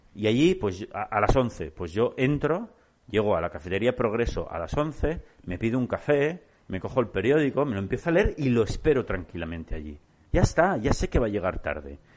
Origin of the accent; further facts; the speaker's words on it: Barcelona, Catalonia, Spain; yo soy de Barcelona